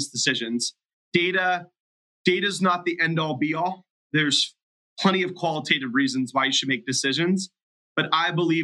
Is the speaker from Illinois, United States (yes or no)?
no; Youngstown, Ohio, United States; my hometown of Youngstown, Ohio